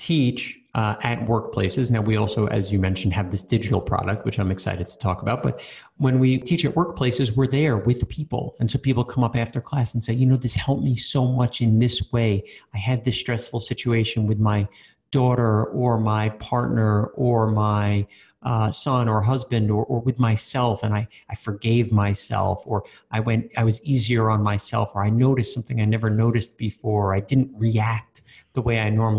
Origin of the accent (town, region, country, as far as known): New York, United States; born or raised there; moved away as an adult; also born or lived in Australia